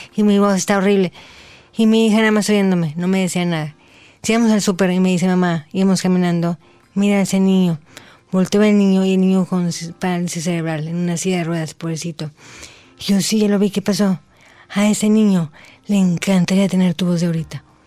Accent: Mexico; soy la primera mexicana en llevar eh, el nombre de México muy en alto

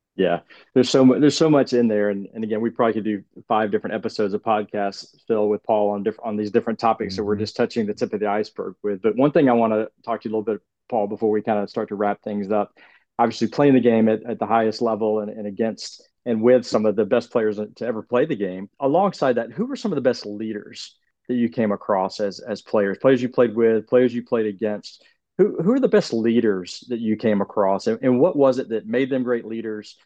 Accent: Georgia, United States; accent: Southern; being from Georgia, from South, no. you know, the Southern United States

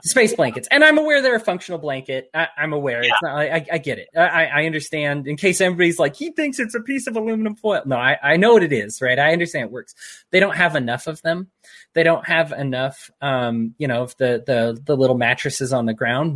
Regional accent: United States; I'm an American.

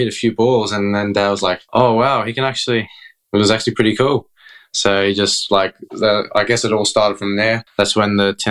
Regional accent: Sydney, New South Wales, Australia; also born or lived in Iba, Zambales, Philippines; I was originally born in the Philippines in Ibo Zambales. And then when I was 6 months old, I think Dad and Mum decided they wanted to live in Australia. All of us, we all came here.

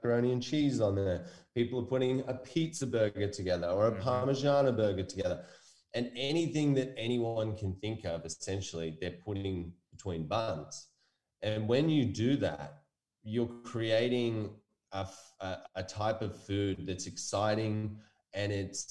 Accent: United States; now in Australia; I was born in America

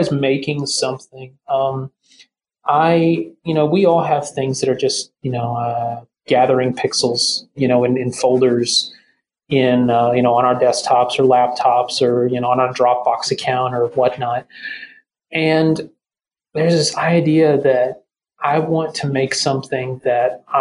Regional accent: the South, United States; I'm from the South too. That's just a way of life down here.

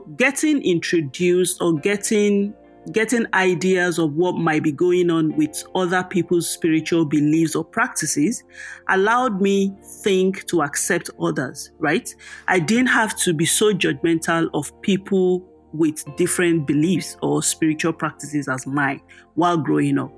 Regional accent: Oyo, Nigeria; I grew up in Oyo Town. That's a part of Oyo State, the Yoruba land, the western part of Nigeria.

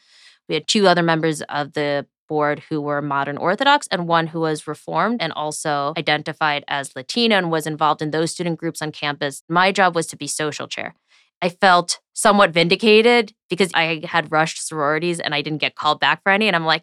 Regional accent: Scarsdale, New York, United States; I grew up in Scarsdale, New York, which is a pretty Jewish suburb.

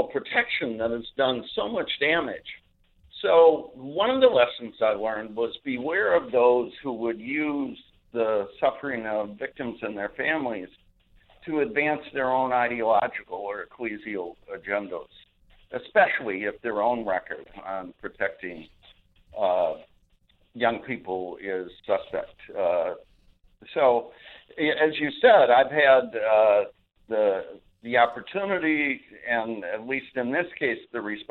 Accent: Minneapolis, Minnesota, United States; I'm from Minneapolis, St. Paul

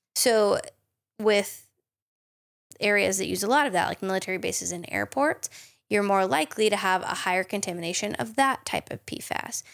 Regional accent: United States; I'm also an American chemist

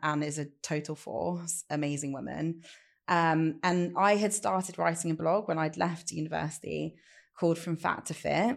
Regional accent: Leicester, East Midlands, United Kingdom; I'd moved back to Leicester with my family

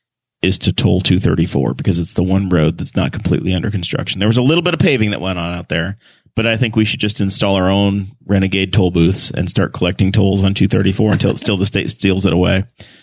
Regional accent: New York, United States; moved away; So when I grew up in New York before George Pataki, Mario Cuomo was the governor.

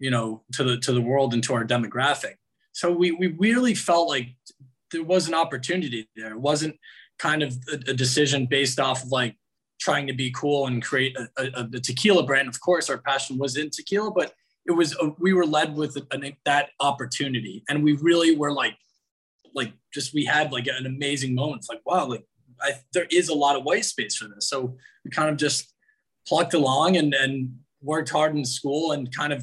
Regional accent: New York, United States; also born or lived in New Orleans; I've been born and raised in New York. Been living here my whole life

